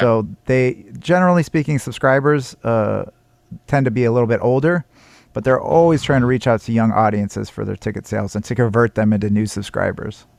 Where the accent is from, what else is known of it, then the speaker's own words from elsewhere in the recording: Seattle, Washington, United States; I come from Seattle